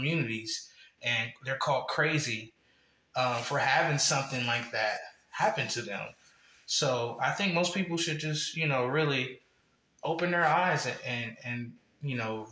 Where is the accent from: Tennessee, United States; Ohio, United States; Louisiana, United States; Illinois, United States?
Ohio, United States; Columbus; moved away as an adult; also born or lived in Akron, Ohio; Originally, I'm from Columbus. I was born in Akron, then raised in Columbus